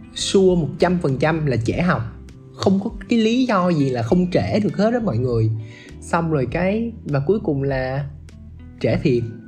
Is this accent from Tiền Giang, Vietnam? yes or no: no; Ho Chi Minh City, Vietnam; accent: southern; mình chỉ là người gốc Bắc thôi chứ mình được sinh ra và lớn lên tại vùng đất màu mỡ này